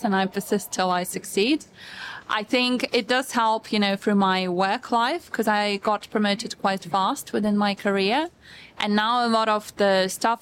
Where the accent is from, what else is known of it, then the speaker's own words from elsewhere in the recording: Russia; now in United Kingdom; I was born in Russia and I was brought up to be a housewife